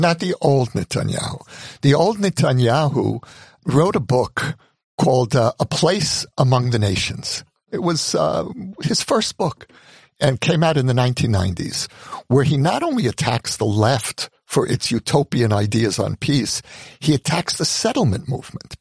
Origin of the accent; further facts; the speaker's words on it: New York, United States; now in Israel; When I was a teenager in New York